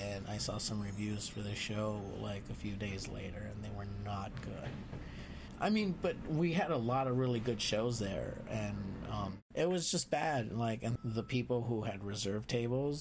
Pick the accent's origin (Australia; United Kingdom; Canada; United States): United States; Los Angeles, California; moved away; also born or lived in New Orleans; growing up Mexican and how, like, growing up in East